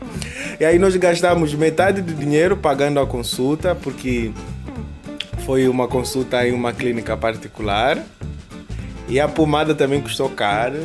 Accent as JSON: {"language": "Portuguese", "country": "Angola", "moved": "yes", "lives_now": "Brazil", "said": "angolanos que somos, residindo no Brasil"}